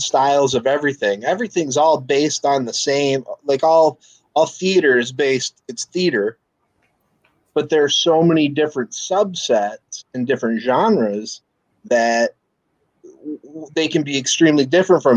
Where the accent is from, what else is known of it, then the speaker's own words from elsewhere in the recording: Saginaw, Michigan, United States; moved away as an adult; also born or lived in Mount Pleasant, Michigan; now in Lansing, United States; originally, I'm from Saginaw, just not too far. Lived there, went off to college at Central